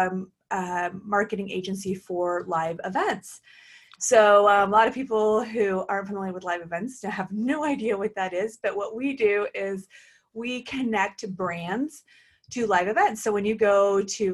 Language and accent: English; Oklahoma, United States; also born or lived in Portland, Oregon; now in California, United States; I was born and raised in Oklahoma and came to California by way of Portland, Oregon.